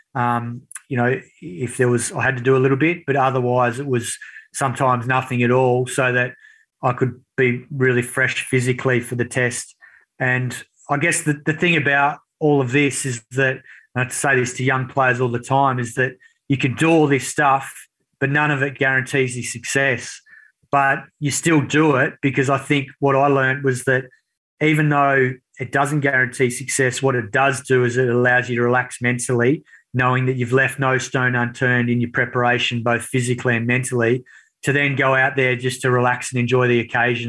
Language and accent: English; Swan Valley, outside Perth, Western Australia, Australia; I grew up on a property which was sort of semi-rural, half an hour outside of Perth in the Swan Valley